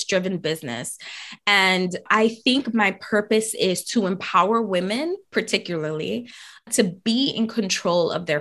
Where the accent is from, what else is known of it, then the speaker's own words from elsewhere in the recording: New York City, New York, United States; I grew up in the Bronx